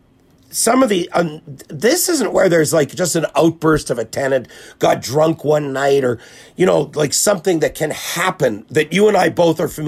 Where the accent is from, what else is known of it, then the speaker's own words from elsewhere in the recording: Winnipeg, Manitoba, Canada; we grew up in the same neighborhood.